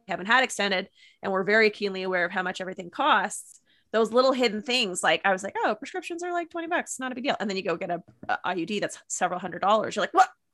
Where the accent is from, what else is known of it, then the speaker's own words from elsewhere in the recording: Canada; as a Canadian